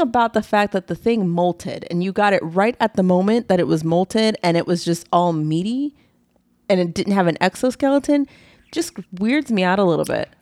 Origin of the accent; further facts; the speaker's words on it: East Coast, United States; We're from the East Coast